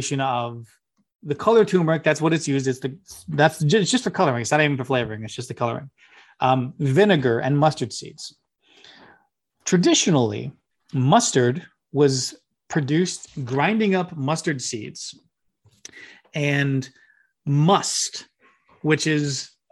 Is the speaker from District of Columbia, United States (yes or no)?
no; Memphis, Tennessee, United States; Born and raised in Memphis, Tennessee